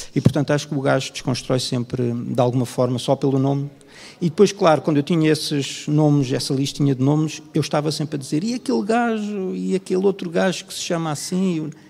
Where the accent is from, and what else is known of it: Portugal; born or raised there